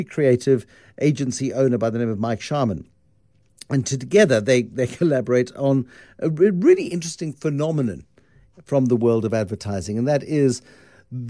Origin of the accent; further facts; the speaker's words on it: South Africa; a South African creator of stuff that is quite specific